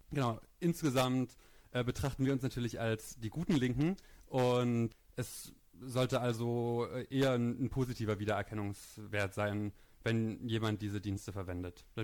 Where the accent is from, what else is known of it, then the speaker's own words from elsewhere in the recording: East Germany, Germany; ich bin in Ostdeutschland auf dem Land groß geworden und die Themen, die mich dann damals als Jugendlicher ähm, beschäftigt haben, die haben auf Indie Media stattgefunden.